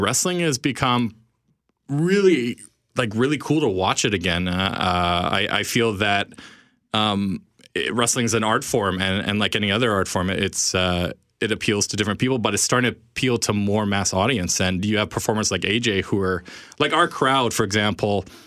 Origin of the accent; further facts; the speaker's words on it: Winnipeg, Manitoba, Canada; We're all from Winnipeg. We all grew up on Winnipeg wrestling